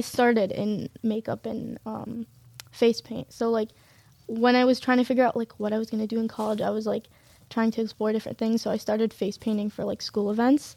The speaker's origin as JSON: {"language": "English", "town": "Detroit", "region": "Michigan", "country": "United States", "tie": "born or raised there", "said": "my parents immigrated from Syria and born and raised in Detroit, Michigan"}